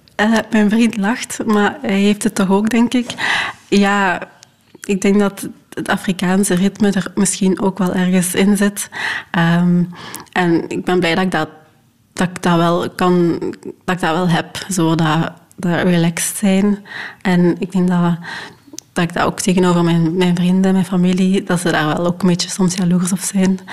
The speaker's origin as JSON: {"language": "Dutch", "town": "Hechtel-Eksel", "region": "Flanders", "country": "Belgium", "tie": "born or raised there", "also_born_or_lived": "Rwanda", "moved": "as an adult", "lives_now": "Leuven, Belgium", "said": "ik ben opgegroeid in Limburg, in Hechtel-Exel"}